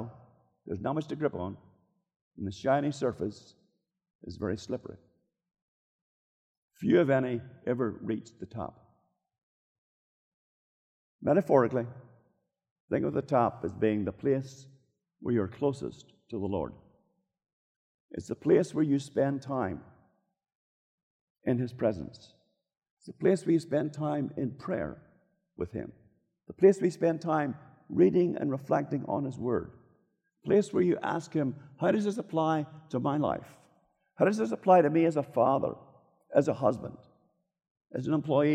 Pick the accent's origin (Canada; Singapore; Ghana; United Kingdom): United Kingdom; Northern Ireland; moved away; In my hometown in North Ireland